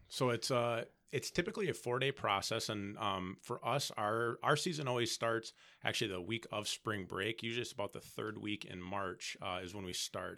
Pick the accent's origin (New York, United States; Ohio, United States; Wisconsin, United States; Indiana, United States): Wisconsin, United States; Appleton; moved away as an adult; now in Stevens Point, United States; I'm originally from Fox Valley.